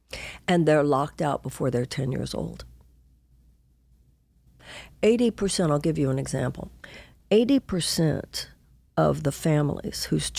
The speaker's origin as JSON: {"language": "English", "town": "Houston", "region": "Texas", "country": "United States", "said": "Well, I come from Houston, Texas."}